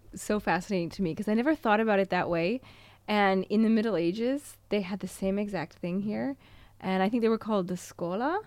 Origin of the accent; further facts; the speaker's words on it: United States; moved away as an adult; also born or lived in Canada / Montreal; now in Italy; as an American